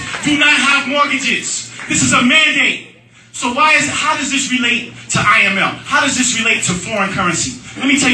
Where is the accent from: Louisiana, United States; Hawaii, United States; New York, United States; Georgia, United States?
Georgia, United States; Atlanta; I'm from Atlanta.